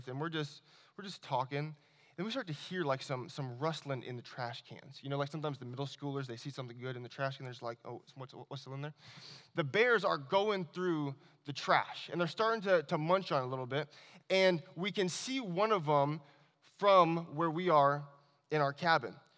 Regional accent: Anchorage, Alaska, United States; also born or lived in Washington State; I was born and raised in Anchorage, Alaska

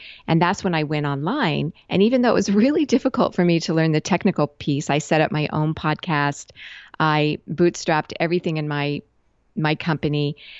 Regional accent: West Coast, United States; also born or lived in Japan; I lived for a lot of years in Asia, and I'm originally from the West Coast of the US.

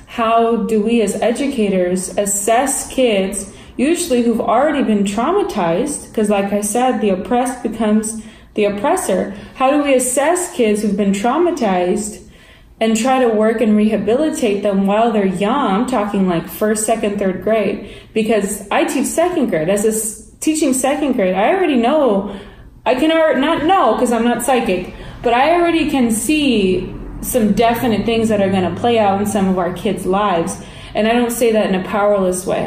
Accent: United States; I am American

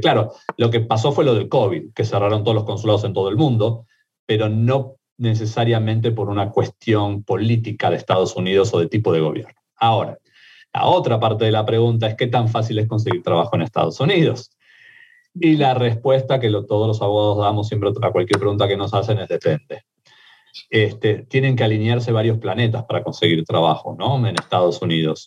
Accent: Argentina; accent: Argentine; also born or lived in Mexico; now in United States; mi acento argentino, pero viví en México varios años y me hice mexicano también

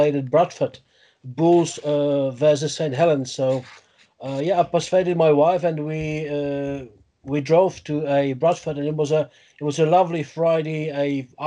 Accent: Olomouc, Olomouc Region, Czechia; English is a second language; moved away as an adult; also born or lived in Beroun, Czech Republic; now in Leicester, United Kingdom; I grew up in the Moravian part of the country, a nearby town of Olomouc

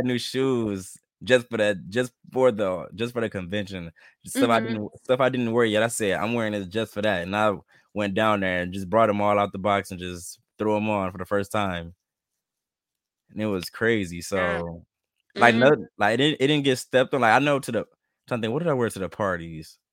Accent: Saginaw, Michigan, United States; I'm from Saginaw, Michigan

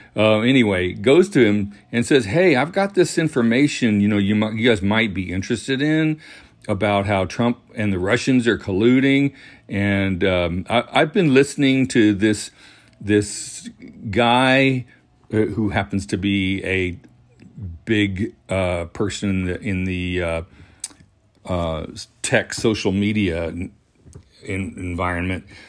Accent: Huntsville, Alabama, United States; I grew up in North Alabama in a city called Huntsville

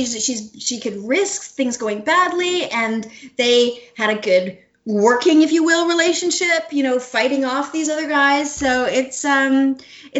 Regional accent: Canada; moved away as an adult; I was from Canada

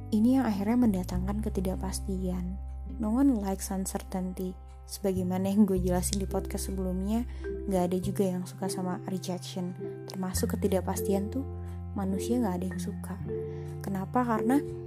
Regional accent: Jakarta, Indonesia; kita orang Jakarta orang Indonesia

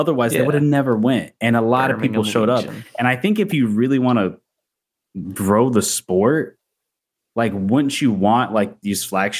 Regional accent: Jacksonville, Florida, United States; I grew up in North Florida in Jacksonville

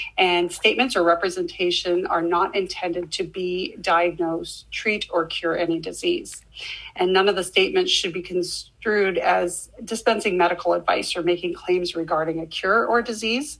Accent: Canada; also born or lived in Saskatchewan, Canada; As a Canadian

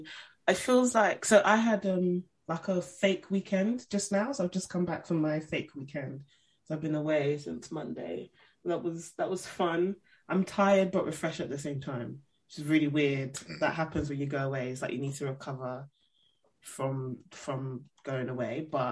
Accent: Nigeria; And it was nice to have a break from just being so Nigerian, you know. I love my people, but my God.

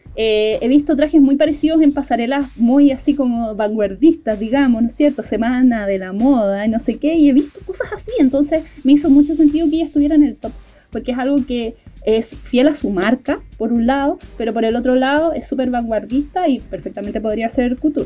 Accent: Punta Arenas, Magallanes and Chilean Antarctica, Chile; yo soy de Punta Arenas

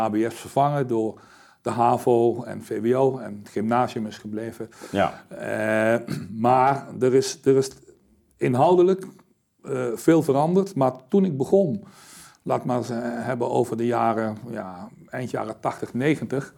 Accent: Suriname; now in Netherlands; ik me dus als Surinaamse man mhm. moet gaan inzetten. ja, Surinaamse man, ik was Nederlander toen altijd geweest

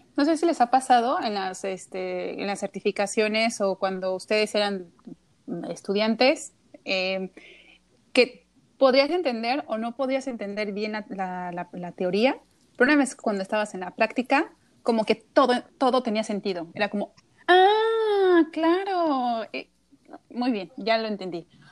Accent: Querétaro, Mexico; yo no soy de la Ciudad de México, yo soy de Querétaro

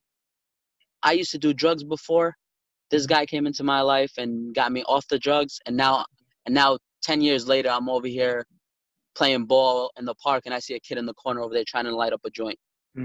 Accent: New York City, New York, United States; we're from Brooklyn

